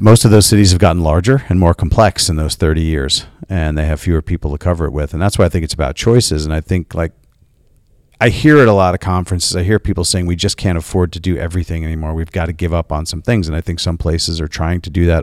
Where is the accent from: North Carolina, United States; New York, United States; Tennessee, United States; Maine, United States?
New York, United States; I'm from New York